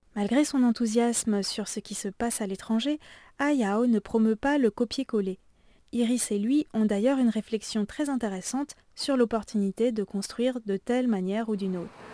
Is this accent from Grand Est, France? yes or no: yes; Alsace, Grand Est, France; mon village natal en Alsace